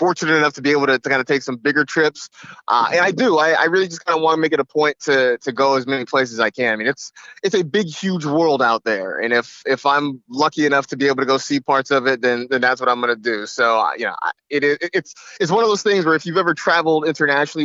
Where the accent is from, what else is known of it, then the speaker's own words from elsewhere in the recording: United States; being an American